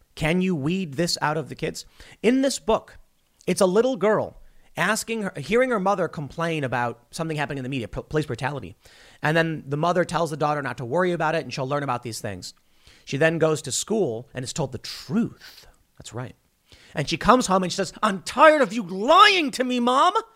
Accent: Chicago, Illinois, United States; moved away; I come from the city. I grew up in Chicago

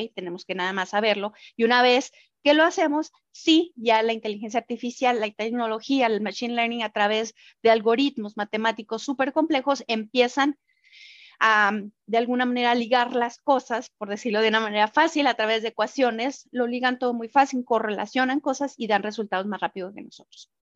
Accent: Mexico; como mexicanos

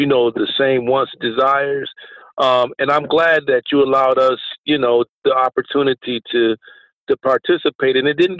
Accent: Flint, Michigan, United States; I grew up in Flint, but I went to Beecher High School

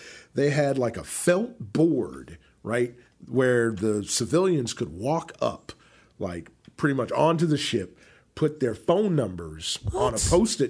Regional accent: New Jersey, United States; So most guys are telling these girls things like, oh, yeah, you like … ? They're from my hometown.

